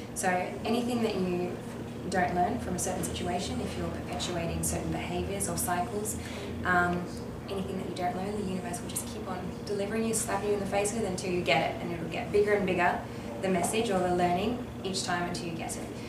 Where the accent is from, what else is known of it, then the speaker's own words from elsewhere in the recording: Western Australia, Australia; moved away as an adult; now in Melbourne, Australia; I'm originally from Western Australia